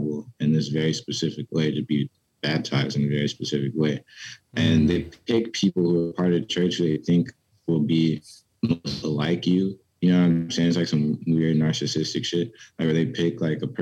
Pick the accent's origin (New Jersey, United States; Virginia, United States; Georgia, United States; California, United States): Virginia, United States; Petersburg; also born or lived in Richmond, Virginia; I grew up in Petersburg, Virginia.